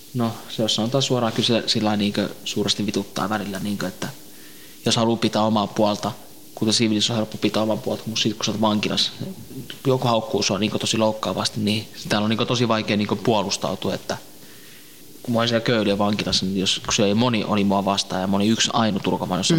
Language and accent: Finnish; Tampere, Pirkanmaa, Finland; also born or lived in Northern Iraq (ancestry); now in Helsinki, Finland; mä oon syntynyt Suomessa, mutta mä oon niin lähikotoisin niin äh, Lähi-idästä päin, tuo kur, Irakin kurdi